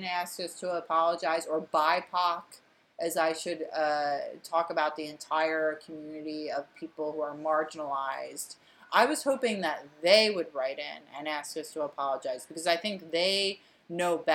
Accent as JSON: {"language": "English", "area": "Delaware County", "region": "Pennsylvania", "country": "United States", "also_born_or_lived": "Fishtown, Philadelphia", "moved": "yes", "said": "we're two hosts from Delco"}